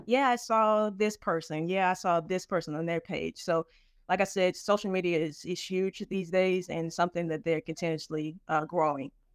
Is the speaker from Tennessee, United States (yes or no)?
yes; Nashville, Tennessee, United States; I'm from Nashville, Tennessee